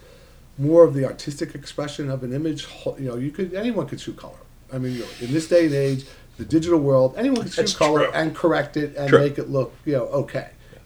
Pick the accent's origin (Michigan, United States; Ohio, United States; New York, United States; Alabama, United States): New York, United States; now in Philadelphia, United States; I'm a New Yorker, right, well, born, raised, and that's where my heart is